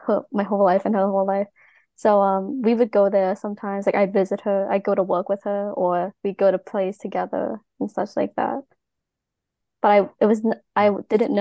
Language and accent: English; Long Island, New York, United States; I was raised on Long Island, New York